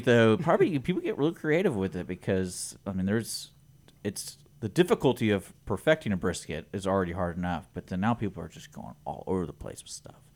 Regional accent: Houston, Texas, United States; moved away as an adult; now in Conroe, United States; I grew up in Houston

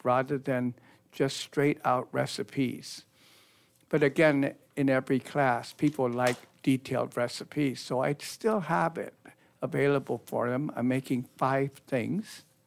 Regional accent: Northern California, United States; moved away; I was raised in Northern California

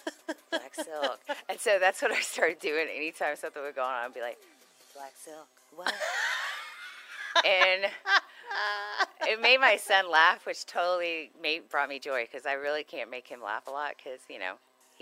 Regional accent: Texas, United States; because we're from Texas

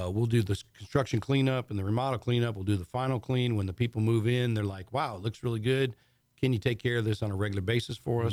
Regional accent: Michigan, United States; moved away; I grew up in Michigan, actually.

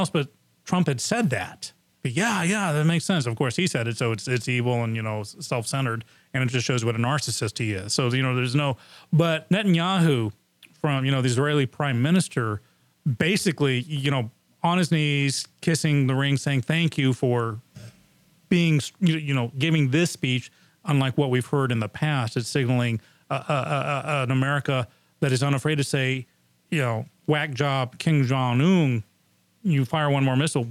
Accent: England, United Kingdom; now in United States; I grew up in England

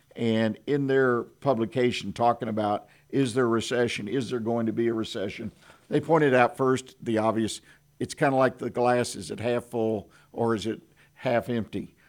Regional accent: Houston, Texas, United States; now in Conroe, United States; I grew up in Houston, Harris County

